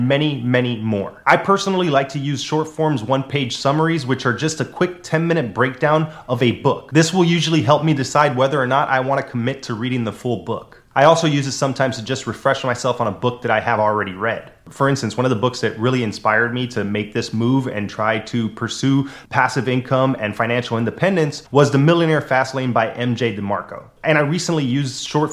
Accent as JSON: {"language": "English", "town": "Miami", "region": "Florida", "country": "United States", "tie": "born or raised there", "also_born_or_lived": "Las Vegas, Nevada", "moved": "yes", "said": "where I grew up in Miami"}